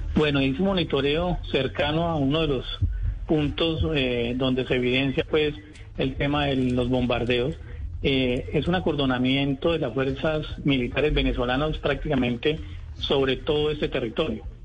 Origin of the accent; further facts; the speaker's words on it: Caldas, Colombia; moved away as an adult; now in Arauquita, Colombia; Yo ya soy arauquiteño de Caldas, pero ya somos eh, arauquiteños por adopción.